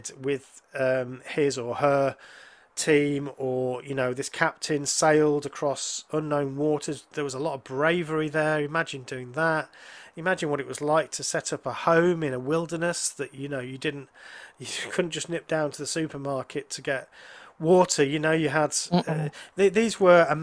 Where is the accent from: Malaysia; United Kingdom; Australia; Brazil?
United Kingdom